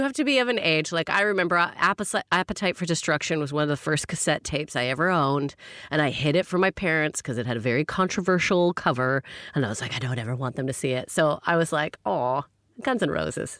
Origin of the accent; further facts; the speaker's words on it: Canada; now in London, United Kingdom; Slugs and snails, I had never experienced so many as a Canadian.